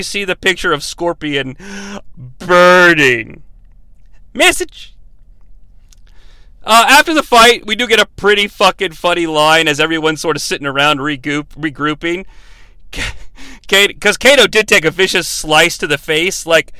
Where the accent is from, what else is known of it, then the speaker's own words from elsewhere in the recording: Canada; I'm doing a very strange accent, by the way, even though I'm from Canada.